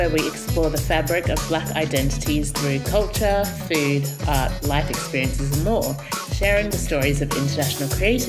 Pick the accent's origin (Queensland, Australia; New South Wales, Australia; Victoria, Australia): New South Wales, Australia; Sydney; moved away as an adult; also born or lived in Papua New Guinea; now in London, United Kingdom; my family is Jamaican, but I was born in Papua New Guinea. I grew up in Sydney, Australia, and now I live in London.